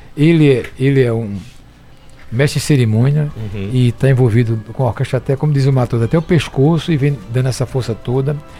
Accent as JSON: {"language": "Portuguese", "town": "Caruaru", "region": "Pernambuco", "country": "Brazil", "tie": "born or raised there", "also_born_or_lived": "São Caetano", "said": "quando eu era criança, eu fui criado aqui na, na, na rua de Vidal de Negreiros, aqui no pé do Monte"}